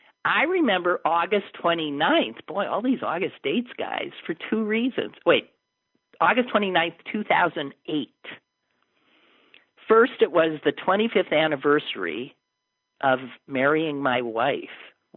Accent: Colorado, United States; I'm from Colorado, a battleground state.

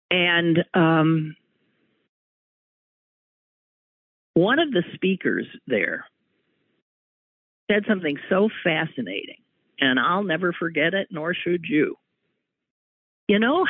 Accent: Wisconsin, United States; moved away; we're from Wisconsin.

